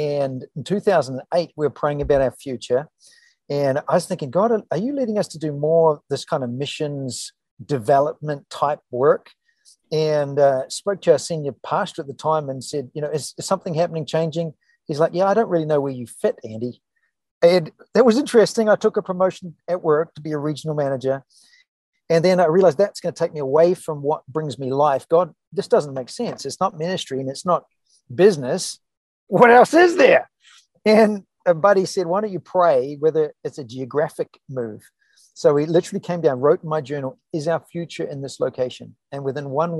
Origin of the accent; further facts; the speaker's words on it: New Zealand; moved away as an adult; also born or lived in California; now in New Hope, United States; we were in California for 10 years, from New Zealand originally